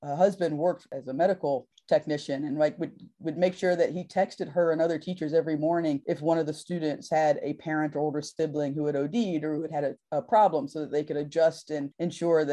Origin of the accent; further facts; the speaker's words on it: North Carolina, United States; my home state of North Carolina